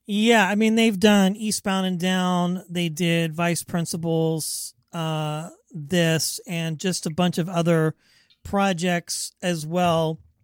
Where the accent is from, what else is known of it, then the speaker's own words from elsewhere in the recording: Wichita, Kansas, United States; now in Bay Area, United States; I'm from the Midwest, Wichita, Kansas